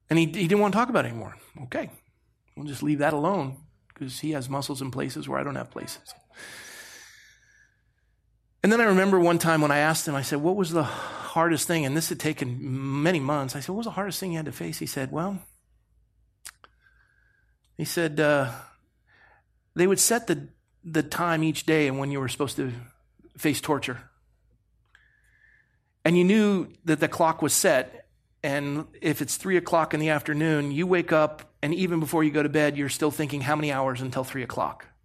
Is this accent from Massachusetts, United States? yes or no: no; Coronado, California, United States; You know, I grew up in Coronado.